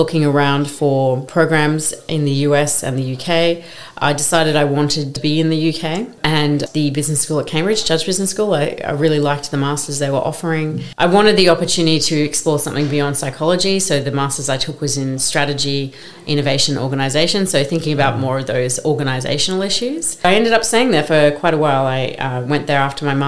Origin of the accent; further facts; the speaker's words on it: Brisbane, Queensland, Australia; moved away as an adult; now in London, United Kingdom; I grew up in Brisbane, Queensland, which is a city halfway up the east coast of Australia, so very far from London, where I live